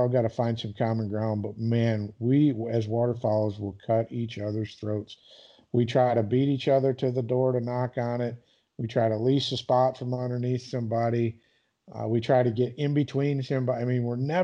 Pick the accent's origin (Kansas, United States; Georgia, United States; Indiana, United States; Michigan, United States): Michigan, United States; growing up in Michigan, like, you know, we grow ducks and geese